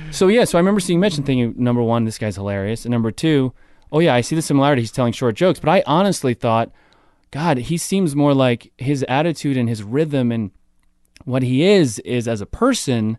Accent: Toms River, New Jersey, United States; Tom's River, New Jersey, next to Seaside Heights.

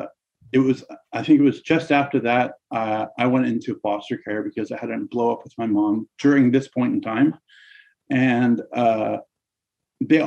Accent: Surrey, British Columbia, Canada; I was born and raised in Surrey, British Columbia

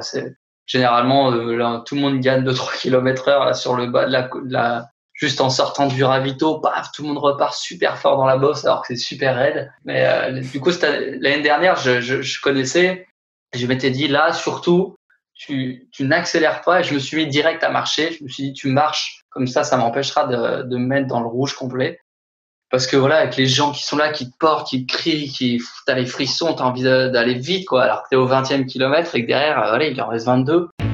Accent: Haute-Savoie, Auvergne-Rhône-Alpes, France; now in Besançon, France; je suis originaire de Haute-Savoie

